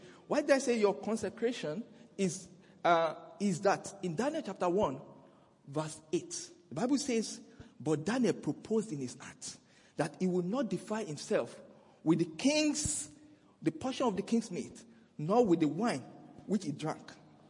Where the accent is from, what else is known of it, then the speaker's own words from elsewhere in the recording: Nigeria; now in South Africa; Even though we are in South Africa today, you know, I came from Nigeria.